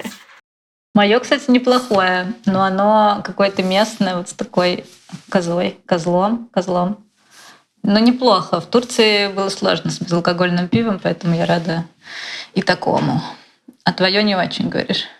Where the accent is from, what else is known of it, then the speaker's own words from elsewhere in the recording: Moscow, Russia; я же из Москвы